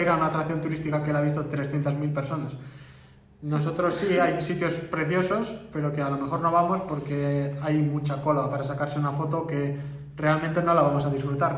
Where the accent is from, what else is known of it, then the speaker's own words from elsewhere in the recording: Barakaldo, Basque Country, Spain; somos dos personas de Baracaldo